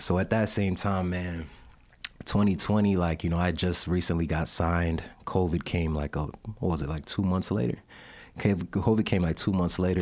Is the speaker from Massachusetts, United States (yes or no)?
no; New York, United States; I'm from New York originally.